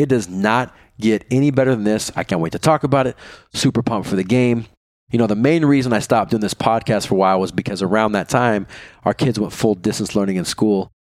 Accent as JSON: {"language": "English", "region": "Kansas", "country": "United States", "moved": "yes", "lives_now": "Minnesota, United States", "said": "I'm originally from Kansas, currently living in Minnesota"}